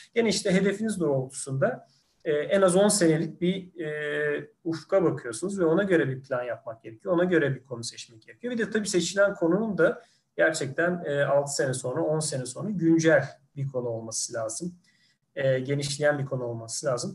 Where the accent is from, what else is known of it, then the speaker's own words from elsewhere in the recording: İzmir, Turkey; moved away as an adult; also born or lived in Ankara; ben aslında İzmirliyim.